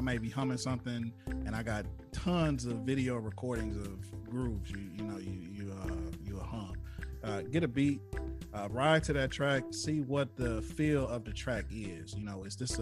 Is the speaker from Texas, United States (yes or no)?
no; Flint, Michigan, United States; that hometown love, just being from Flint